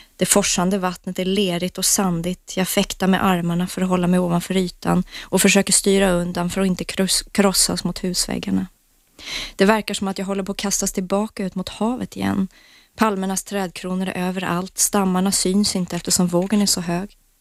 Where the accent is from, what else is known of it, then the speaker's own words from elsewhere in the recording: England, United Kingdom; moved away; jag är uppvuxen i England